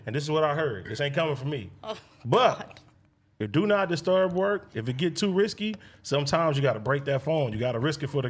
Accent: Ghana; I'm from Ghana.

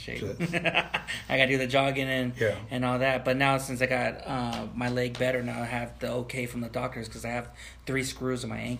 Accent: Wilmington, California, United States; you and I, we both live in we grew up in the Wilmington area.

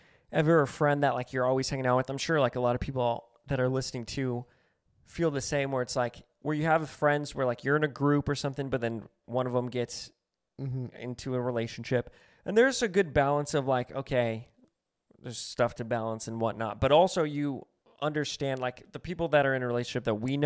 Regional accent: New Mexico, United States; now in Los Angeles, United States; where I'm from New Mexico, a lot of people that I know that I grew up

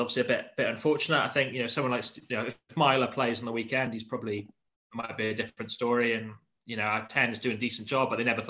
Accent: Swansea, Wales, United Kingdom; also born or lived in South East London; now in London, United Kingdom; as an Ospreys fan, I'm sort of from Swansea, live in South East London

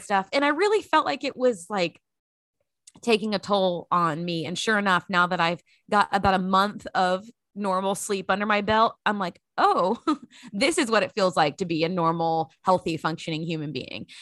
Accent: Grand Prairie, Texas, United States; moved away as an adult; also born or lived in Lexington, Kentucky; growing up in Grand Prairie, Texas

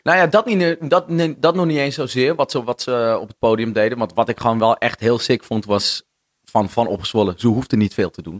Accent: Noordeinde, North Holland, Netherlands; now in Amsterdam, Netherlands; vroeger woonde ik, ehm, ik kom uit Noordeinde. Veel mensen denken altijd dat ik uit Heilo kom, maar dat kom ik niet.

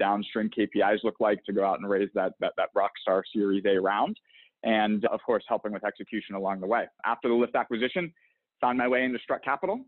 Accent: Pittsburgh, Pennsylvania, United States; moved away as an adult; also born or lived in Boston; I'm originally from the East Coast, born and raised in Pittsburgh, Pennsylvania.

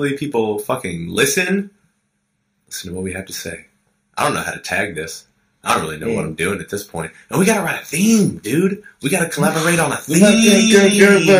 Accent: United States; I am an American

